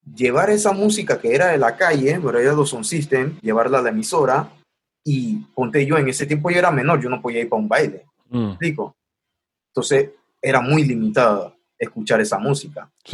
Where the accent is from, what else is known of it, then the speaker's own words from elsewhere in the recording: Panama City, Panama; crecí en Río Abajo